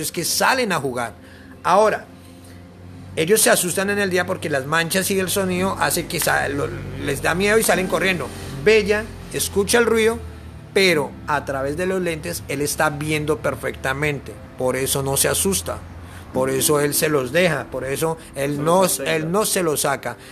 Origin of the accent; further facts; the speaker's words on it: Bogotá, Colombia; moved away as an adult; vengo de la ciudad de Bogotá